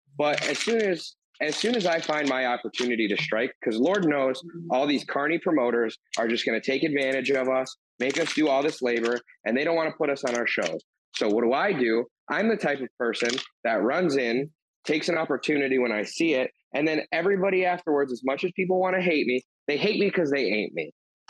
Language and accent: English; Chicago, Illinois, United States; I was born and raised in the South Side of Chicago.